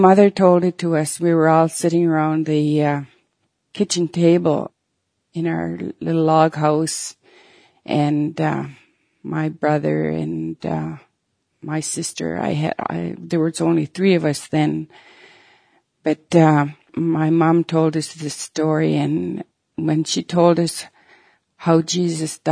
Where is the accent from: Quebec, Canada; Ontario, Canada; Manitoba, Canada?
Manitoba, Canada; Peguis Reserve; I was born here on Pegwis Reserve in Manitoba some 68 years ago. I lived here most of my life except for 4 years when I went to residential school.